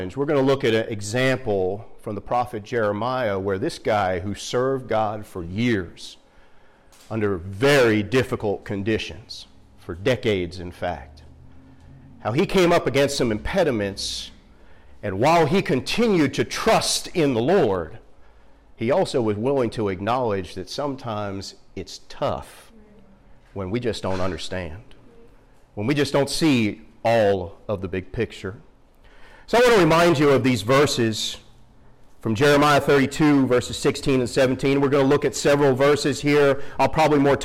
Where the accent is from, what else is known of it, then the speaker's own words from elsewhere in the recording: Philadelphia, Pennsylvania, United States; moved away as an adult; now in Western North Carolina, United States; I grew up right outside of West Philly